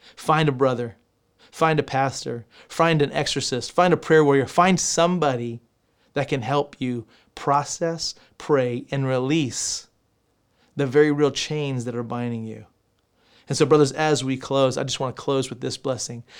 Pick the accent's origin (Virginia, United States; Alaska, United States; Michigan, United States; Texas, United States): Texas, United States; I'm from Texas